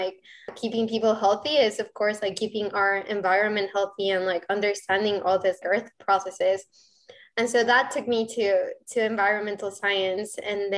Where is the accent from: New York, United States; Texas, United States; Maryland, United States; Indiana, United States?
Texas, United States; Rio Grande Valley; English is a second language; also born or lived in Mexico City, Mexico / Arkansas, United States; So actually, I was born in Mexico City and I moved to the Rio Grande Valley, Texas when I was around 12 years old. And then 5 years later, I moved to Northwest Arkansas, and I lived in Arkansas for about 2 years.